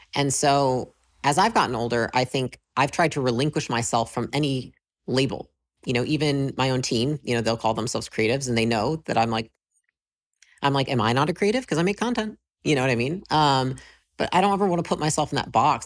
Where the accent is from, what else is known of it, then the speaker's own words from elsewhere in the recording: Michigan, United States; moved away as an adult; I grew up in Michigan, uh, moved to California when I was about twenty